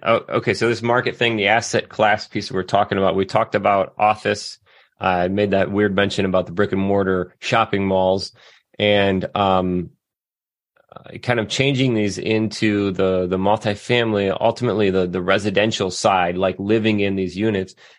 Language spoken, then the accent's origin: English; Southwest Michigan, United States; I grew up in Southwest Michigan